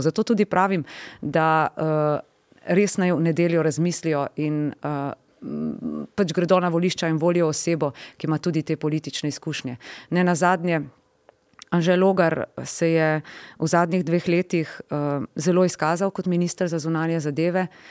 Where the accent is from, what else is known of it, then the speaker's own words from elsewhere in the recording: Slovenia; smo Slovenci